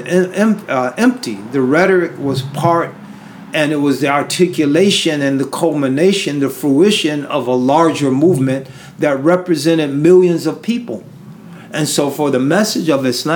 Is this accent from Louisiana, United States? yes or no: no; Berkeley, California, United States; moved away; also born or lived in Syria; here I am in California, where I was born. So in a sense, I was born in Berkeley at Alta Bates Hospital.